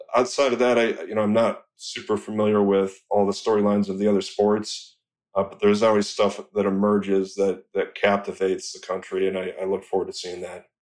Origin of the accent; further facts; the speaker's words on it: Rochester, Michigan, United States; I'm from Rochester, Michigan